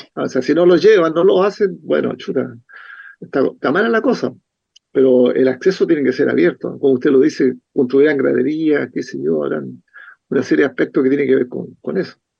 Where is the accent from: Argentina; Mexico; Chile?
Chile; Valparaíso; Yo soy porteño, nacido en Valparaíso